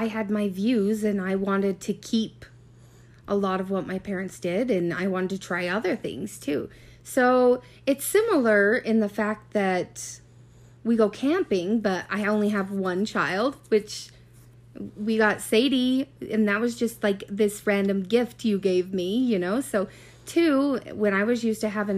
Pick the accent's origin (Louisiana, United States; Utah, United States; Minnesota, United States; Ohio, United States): Utah, United States; Sunset; also born or lived in Roy, Utah; I grew up in Sunset